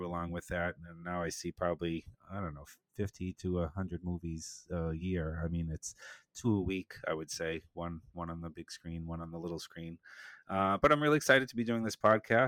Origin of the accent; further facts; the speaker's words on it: Boston, Massachusetts, United States; I was born in Boston. East Coast guy